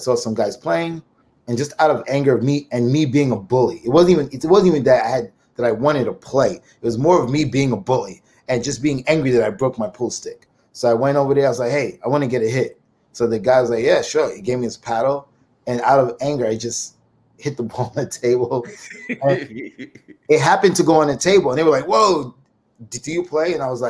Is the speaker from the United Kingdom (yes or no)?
no; Brooklyn, New York, United States; Well, Brooklyn.